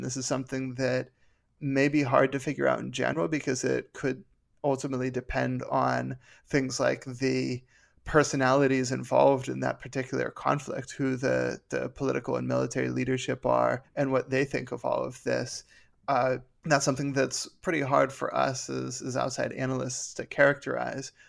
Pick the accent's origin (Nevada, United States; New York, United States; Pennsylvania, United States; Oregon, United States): Pennsylvania, United States; Pittsburgh; I'm from Pittsburgh